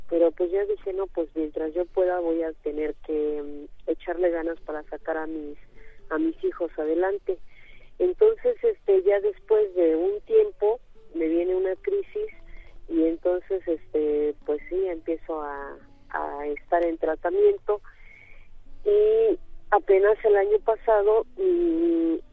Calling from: Iztapalapa, Mexico City, Mexico; muy buenos días, señorita. Soy de Iztapalapa

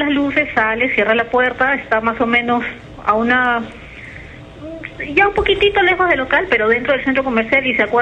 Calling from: Callao, Peru; Del Callao.

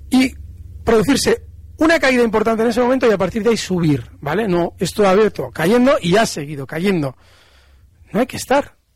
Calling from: Madrid, Community of Madrid, Spain; de Madrid.

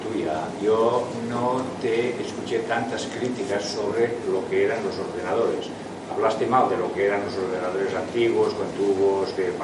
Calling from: Girona, Catalonia, Spain; Porque en mi pueblo, aquí en Gerona, ya han puesto los contadores

